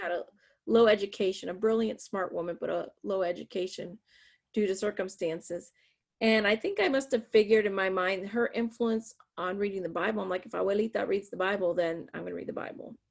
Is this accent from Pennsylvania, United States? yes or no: yes; south of Erie, northwest Pennsylvania, United States; also born or lived in Puerto Rico / California; most of my life I grew up in the north, uh, northwest Pennsylvania, south of Erie, Pennsylvania